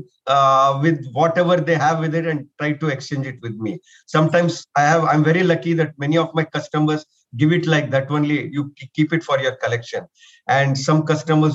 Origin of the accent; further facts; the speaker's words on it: India; I'm from India